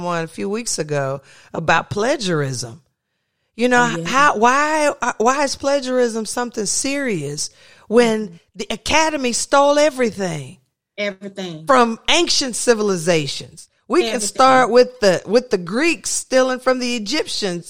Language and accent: English; the South, United States; I was raised in the South where I grew up